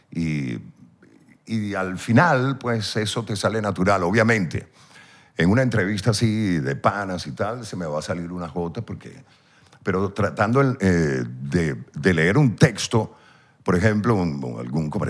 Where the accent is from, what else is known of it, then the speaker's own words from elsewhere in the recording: Venezuela; accent: Venezuelan; siempre trataba en lo posible de pronunciar las R's, las S's, porque como venezolanos nos tragamos las J's